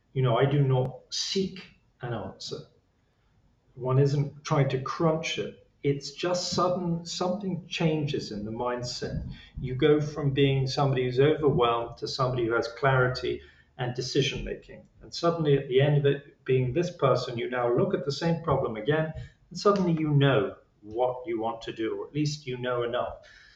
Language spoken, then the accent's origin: English; England, United Kingdom; Being English, I was, you know, probably downplayed it.